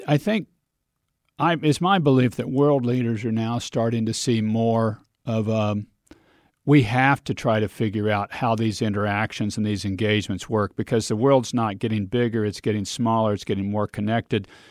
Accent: Kansas, United States; We're both from Kansas

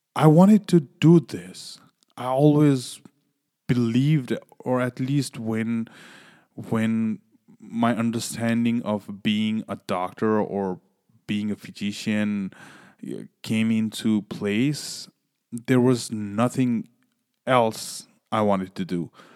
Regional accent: Nepal; also born or lived in Louisiana; now in New York, United States; originally I'm from Nepal.

